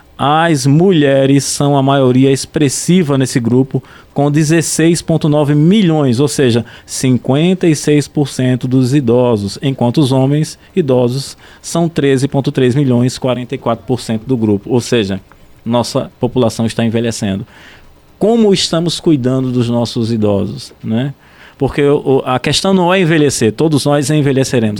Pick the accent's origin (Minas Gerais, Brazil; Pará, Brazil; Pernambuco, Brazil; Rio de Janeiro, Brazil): Pernambuco, Brazil; Vitória de Santo Antão; na minha cidade natal, lá em Vitória de Santo Antão